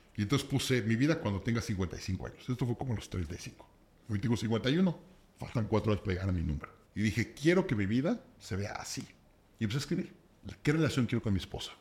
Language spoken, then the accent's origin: Spanish; Mexico; soy de México